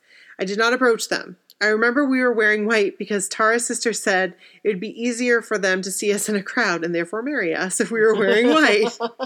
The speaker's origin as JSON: {"language": "English", "region": "Massachusetts", "country": "United States", "said": "I'm from Mass, so it wasn't a surprise I went to college in Boston."}